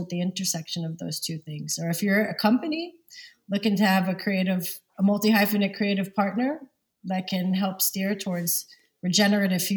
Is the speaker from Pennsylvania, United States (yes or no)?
no; New York City, New York, United States; also born or lived in Montreal, Canada / London; now in Copenhagen, Denmark; originally from Lower East Side, Manhattan and Brooklyn